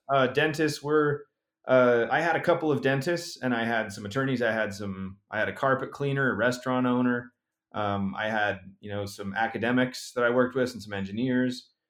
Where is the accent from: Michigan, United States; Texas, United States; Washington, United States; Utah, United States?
Utah, United States; my home state, uh, of Utah